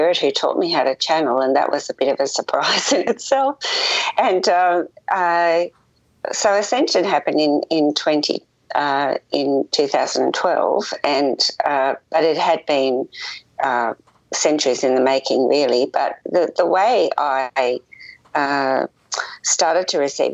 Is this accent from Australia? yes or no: yes; Melbourne, Victoria, Australia; moved away as an adult; also born or lived in Adelaide, South Australia; now in Tasmania, Australia; I am from Australia. I was born in Adelaide in South Australia and grew up in Melbourne